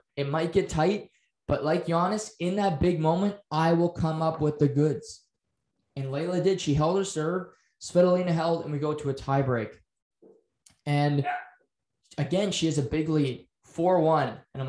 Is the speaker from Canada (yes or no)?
yes; Canada; Just because we're Canadian and we're known for playing hockey or curling